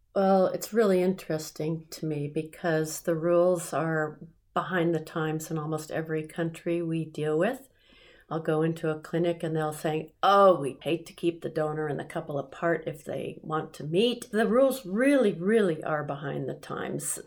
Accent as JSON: {"language": "English", "country": "United States", "said": "I'm an American"}